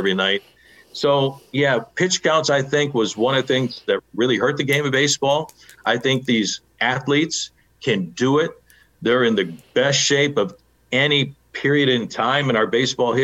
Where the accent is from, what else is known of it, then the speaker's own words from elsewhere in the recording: Chicago, Illinois, United States; Growing up in Chicago